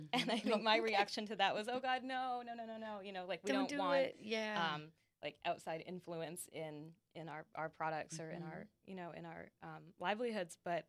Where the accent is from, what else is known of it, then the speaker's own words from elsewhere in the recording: St. Albans, Vermont, United States; moved away; The St. Albans, which is named after the co-op in my hometown